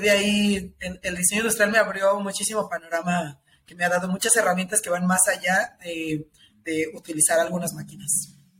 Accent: Tepatitlán, Jalisco, Mexico; also born or lived in Guadalajara; Tepatitlán, que es la ciudad de donde yo soy, es una hora aquí de Guadalajara

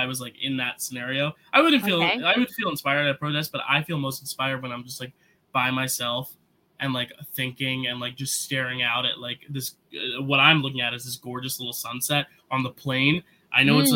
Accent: New York, United States; as a New Yorker

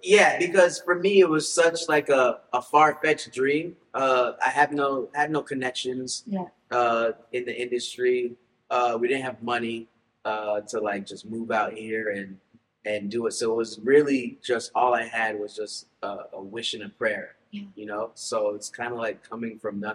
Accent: Florida, United States; I was raised in Florida

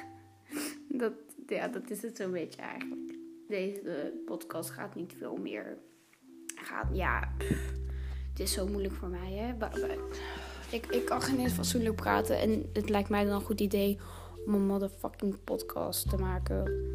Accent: Utrecht, Netherlands; now in Antwerp, Belgium; Ik woon nu in Antwerpen. Ik ben geboren in Utrecht.

